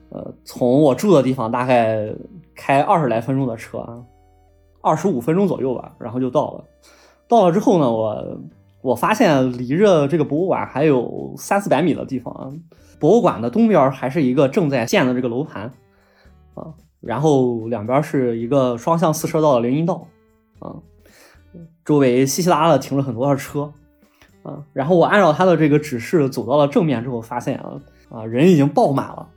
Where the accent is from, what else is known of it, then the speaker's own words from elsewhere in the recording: Shandong, China; 但是确实不是能很符合我们山东人的口味啊